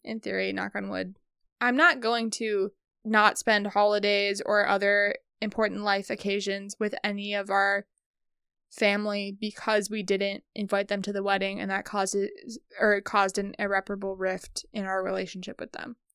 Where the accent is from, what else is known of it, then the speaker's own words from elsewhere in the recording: Midwest, United States; we're Midwestern